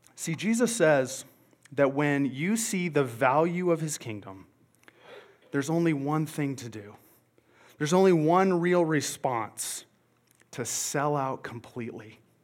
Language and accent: English; Montana, United States; now in Longmont, United States; I'm originally from Montana